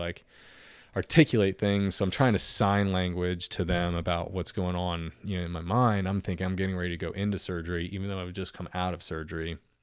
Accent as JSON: {"language": "English", "town": "Norfolk", "region": "Virginia", "country": "United States", "tie": "born or raised there", "said": "the house that I grew up in Norfolk, ninety-six thirty Hammond Parkway"}